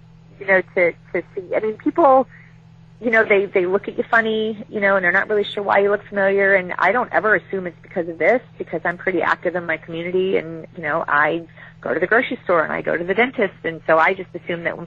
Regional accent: Chicago, Illinois, United States; I was raised as in Chicago

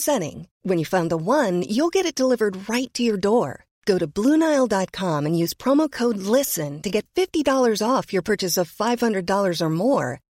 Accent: Borås, Västra Götaland, Sweden; moved away; Jag kommer från Borås ursprungligen

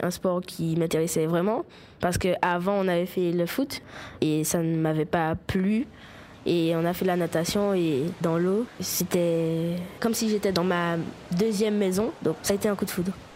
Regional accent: Martinique; Je suis de la Martinique, une petite île française de la Caraïbe

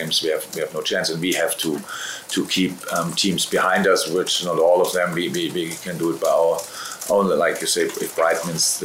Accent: Germany; moved away as an adult; now in United Kingdom; I'm from Germany

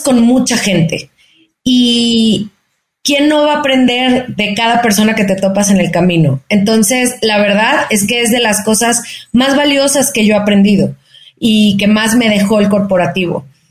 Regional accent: Guadalajara, Jalisco, Mexico; moved away as an adult; now in Mexico City, Mexico; soy una mexicana, nacida en Guadalajara, tapatía de corazón, pero chilanga. Eh, ahora tengo ya casi 14 años viviendo en la Ciudad de México

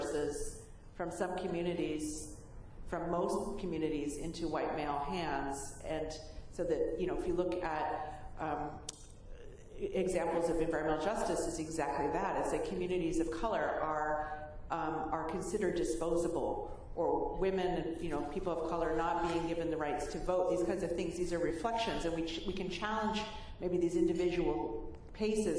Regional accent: San Francisco Bay Area, California, United States; growing up in the San Francisco Bay Area with poverty around me

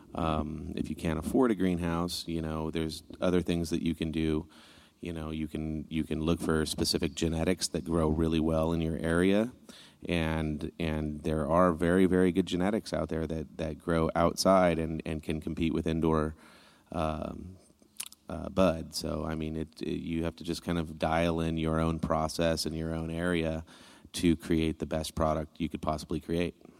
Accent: Northern California, United States; I'm from Northern California in the mountains, so it was a kind of a way of life

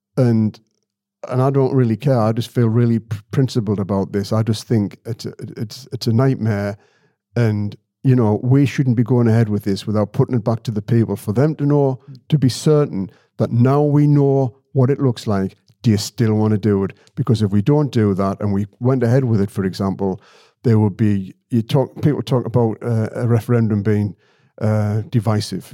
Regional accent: Sedgefield, North East England, United Kingdom; I'm from Sedgefield

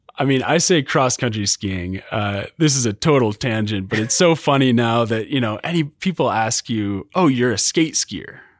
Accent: Vermont, United States; now in Utah, United States; growing up in Vermont and then move, being in Utah

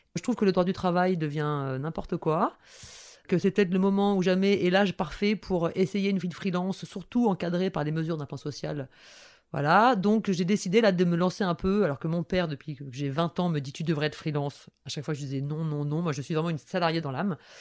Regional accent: Toulouse, Occitania, France; now in Paris, France; quand je suis née, ma mère habitait dans une communauté de lesbiennes hippies à Toulouse

